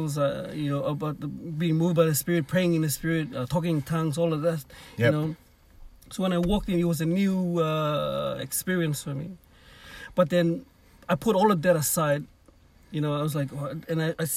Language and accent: English; Papua New Guinea; now in Cairns, Australia; Growing up in Papua New Guinea